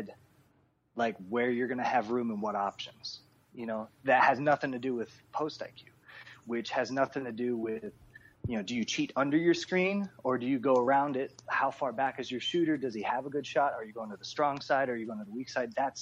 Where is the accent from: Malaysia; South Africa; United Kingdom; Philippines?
Philippines; we're all Filipino